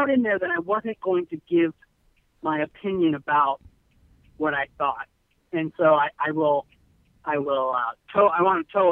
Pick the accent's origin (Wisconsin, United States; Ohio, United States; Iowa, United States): Wisconsin, United States; Manitowoc; moved away; this is my hometown. I grew up in the five four two two zero.